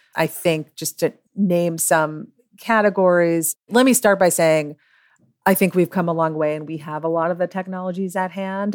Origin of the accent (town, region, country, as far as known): New York, United States